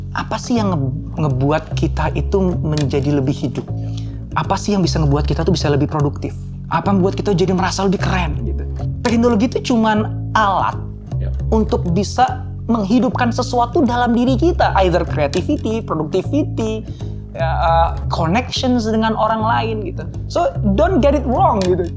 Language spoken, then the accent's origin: Indonesian; Jakarta, Indonesia; also born or lived in Solo / Yogyakarta; Saya lahir di Solo. Um, um, tapi hanya enam bulan. Setelah itu saya pindah ke Jogja. Ibu saya orang Solo, bapak saya orang Jogja. Saya tinggal hanya sampai umur satu tahun di Jogja, kemudian saya um, besar di Jakarta